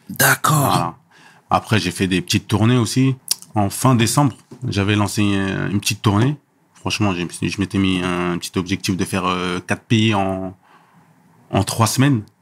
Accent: Senegal; Chez moi au Sénégal, pareil tu vois, quand tu voyages, tu as plus d'imagination

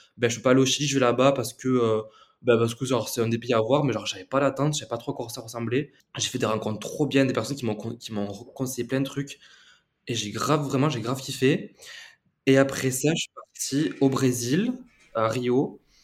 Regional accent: Tarn, Occitania, France; moved away as an adult; now in Uruguay; je n'allais pas rester chez moi euh, dans le Tarn

